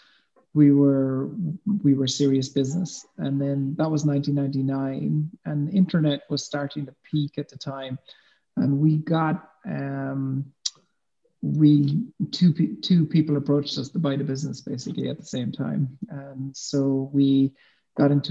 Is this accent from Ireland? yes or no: yes; West Cork, Munster, Ireland; accent: Irish; I grew up on a farm in West Cork in the south of Ireland